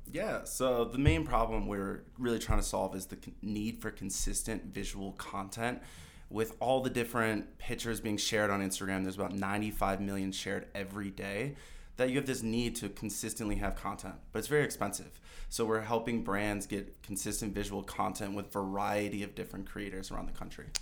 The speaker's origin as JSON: {"language": "English", "region": "Michigan", "country": "United States", "tie": "born or raised there", "moved": "as an adult", "lives_now": "Colorado, United States", "said": "I grew up in Michigan my whole life"}